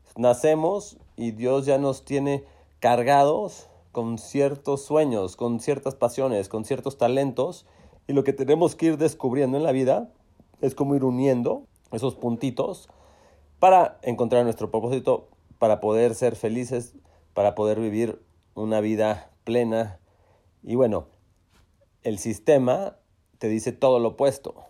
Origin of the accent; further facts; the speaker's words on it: Monterrey, Nuevo León, Mexico; en Monterrey, en donde crecimos en Chipinque